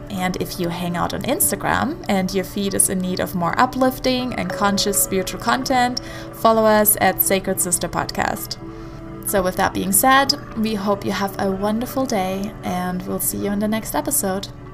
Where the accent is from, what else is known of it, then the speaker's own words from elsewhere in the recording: Germany; moved away; I love going back to the church in my hometown in Germany.